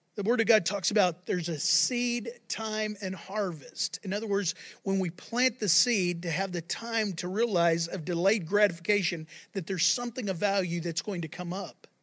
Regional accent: Texas, United States; I live in Texas and I'm, I'm a Texan

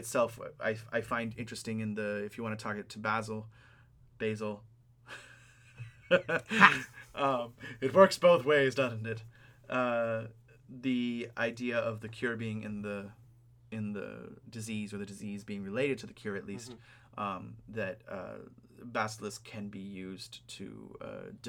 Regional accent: California, United States; the camphor trees that are dying in the California drought in my hometown.

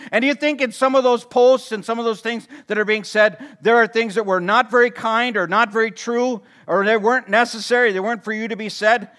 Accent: Watertown, Wisconsin, United States; I grew up in Watertown

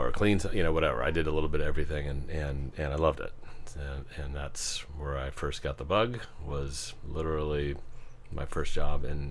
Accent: Arlington, Virginia, United States; I grew up in Arlington, not too far from here, and lived there my entire life.

